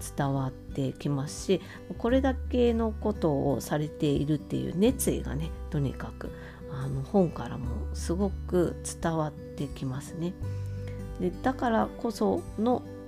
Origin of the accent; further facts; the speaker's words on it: Hokkaido, Japan; also born or lived in Sapporo; 北海道民としては